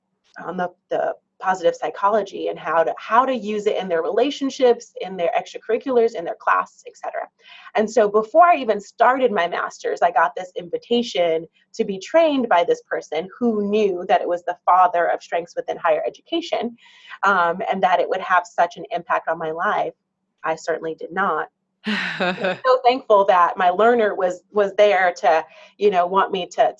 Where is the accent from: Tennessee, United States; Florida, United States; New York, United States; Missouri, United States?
New York, United States; New York City; also born or lived in Barbados / California; I was born in Barbados, so I'm a Caribbean gal. But I grew up in New York City and spent most of my life in the Bronx or Manhattan or Queens